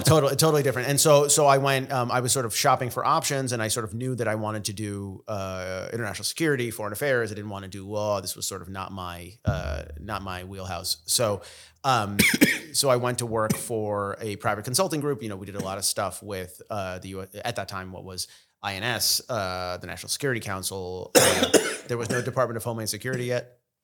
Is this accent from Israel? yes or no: yes; Israel; first language Russian; English is a second language; now in United States; I was born in Israel, uh, we sort of, we have all the Middle Eastern connections, we have the Russian connections, I s, native Russian speaker.